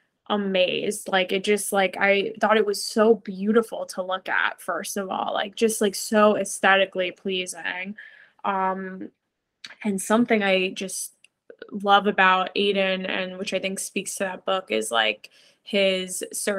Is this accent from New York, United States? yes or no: yes; New York City, New York, United States; I grew up in New York City